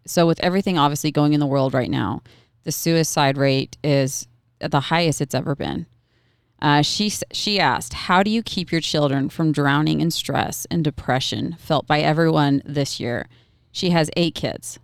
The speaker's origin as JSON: {"language": "English", "region": "Oregon", "country": "United States", "said": "I'm not from Utah, I'm from Oregon"}